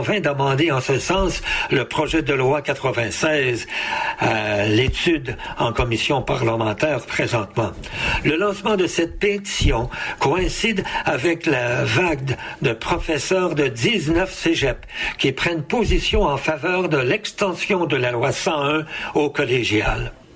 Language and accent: French; Quebec, Canada; chez nous, au Québec